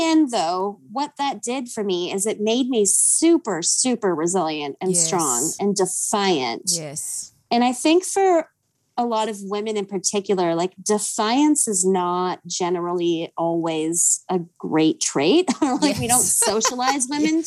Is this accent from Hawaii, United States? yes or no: yes; Hawaii, United States; a young girl growing up in Hawaii